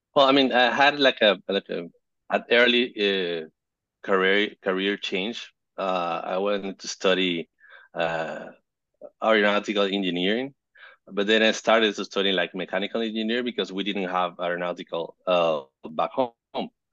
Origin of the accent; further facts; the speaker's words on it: Caracas, Capital District, Venezuela; I'm from Caracas, Venezuela